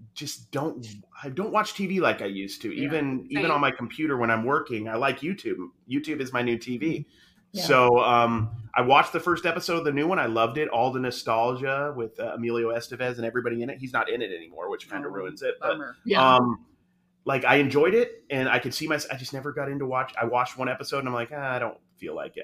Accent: Utah, United States; I grew up in Utah Mormon

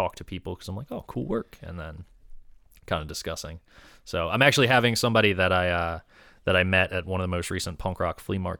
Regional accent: Delaware, United States; now in Philadelphia, United States; I'm from Delaware.

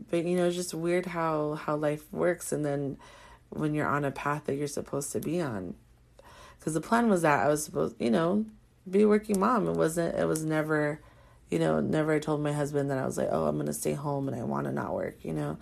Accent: Carson, California, United States; also born or lived in Corona, California; we're from a part in Southern California called the Harbor area. And my husband's from Wilmington and I'm from Carson.

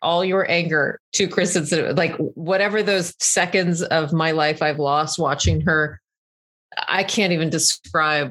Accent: Texas, United States; growing up in Texas

